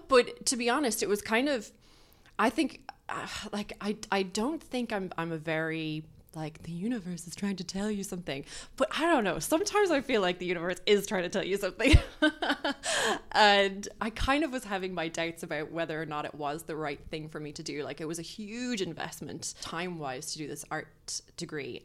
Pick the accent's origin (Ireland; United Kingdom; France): Ireland; also born or lived in Dublin, Ireland / County Clare, Ireland; We grew up in Dublin, but I moved to Clare, which is like in the the other side of the country essentially